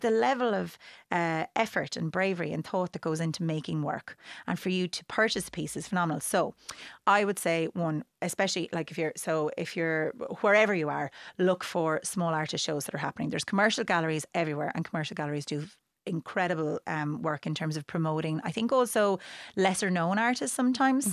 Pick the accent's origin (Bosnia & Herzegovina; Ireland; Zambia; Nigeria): Ireland; Wexford, Leinster; moved away; growing up in Wexford